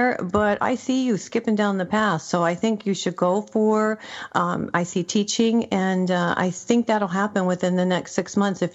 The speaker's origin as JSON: {"language": "English", "region": "New Mexico", "country": "United States", "said": "I'm from New Mexico"}